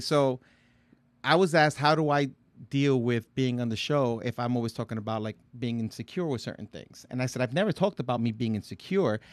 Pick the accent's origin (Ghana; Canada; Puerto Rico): Puerto Rico; I'm Puerto Rican.